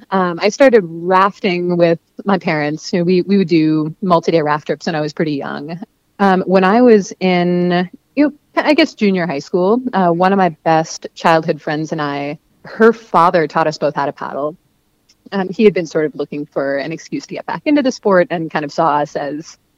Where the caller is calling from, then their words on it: Missoula, Montana, United States; I am calling in from Missoula, Montana